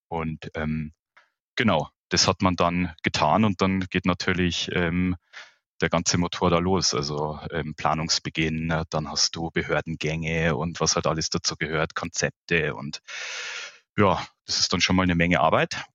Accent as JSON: {"language": "German", "town": "Munich", "region": "Bavaria", "country": "Germany", "tie": "born or raised there", "said": "ich bin gebürtiger Münchner. Ähm, ich lebe mit meiner Familie hier auch im Münchner Süden, schon in mehreren Generationen."}